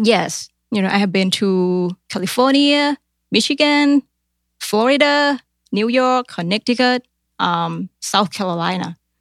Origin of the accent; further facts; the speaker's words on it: Thailand; English is a second language; moved away as an adult; now in Columbus, United States; in Thailand, we learn English grammars, but we don't really speak